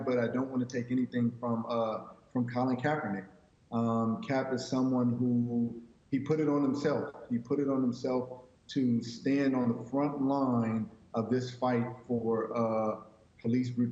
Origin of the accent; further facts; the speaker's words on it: Southern California, United States; now in Dallas, United States; I grew up in Southern California